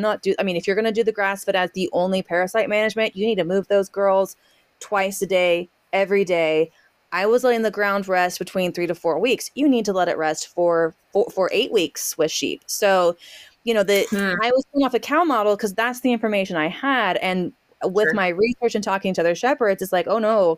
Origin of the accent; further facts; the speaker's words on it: Southwest, United States; also born or lived in Central Kentucky; now in Kentucky, United States; I grew up in the Southwest